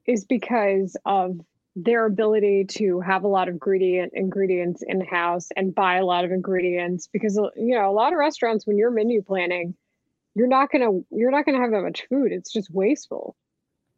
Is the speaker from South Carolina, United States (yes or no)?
no; Texas, United States; moved away; I love my home state